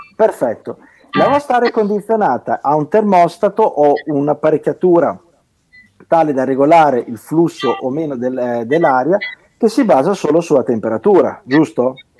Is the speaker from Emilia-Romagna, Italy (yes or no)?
yes; Alfonsine, Emilia-Romagna, Italy; sono di Alfonsine